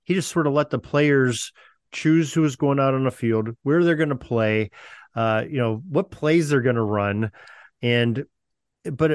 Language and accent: English; Pennsylvania, United States; I'm from Pennsylvania, and I was a high school football official for PIAA for 27 years.